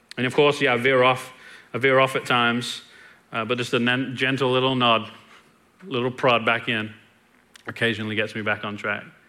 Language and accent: English; England, United Kingdom; now in Longview, United States; was born and raised in England, and I've been in Longview for 20 years